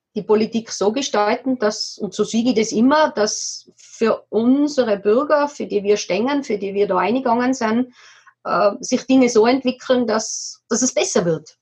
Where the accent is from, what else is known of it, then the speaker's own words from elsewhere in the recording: Tyrol, Austria; now in Kremsmünster, Austria; bei uns in Tirol, wo wir ursprünglich herkommen